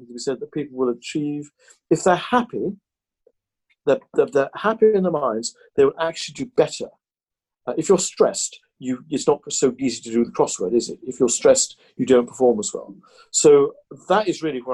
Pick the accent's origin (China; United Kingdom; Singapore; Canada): United Kingdom; Tain, Scotland; in my hometown of Tain, where the Glenmorangie is made